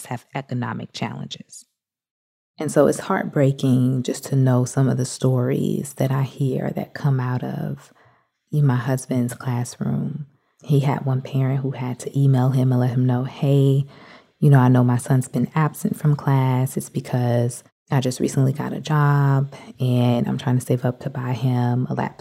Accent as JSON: {"language": "English", "town": "Atlanta", "region": "Georgia", "country": "United States", "tie": "born or raised there", "said": "As a child growing up in Atlanta"}